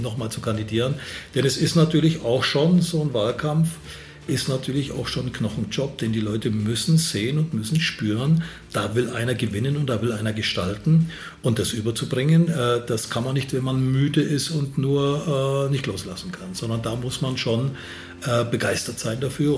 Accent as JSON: {"language": "German", "area": "Upper Franconia", "region": "Bavaria", "country": "Germany", "said": "Oberfranken ist noch schöner, äh, da wo ich herkomme"}